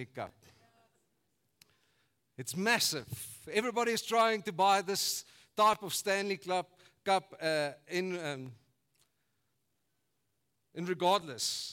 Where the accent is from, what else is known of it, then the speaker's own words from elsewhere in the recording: South Africa; I grew up in Funabel Park